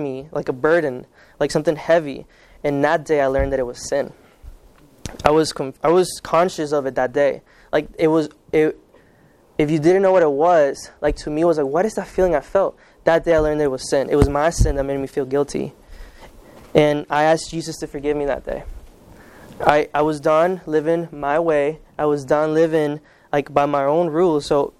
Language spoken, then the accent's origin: English; Kansas, United States; first language Spanish; English is a second language; also born or lived in Guatemala; I grew up in the Kansas side. I consider it the best state in the world.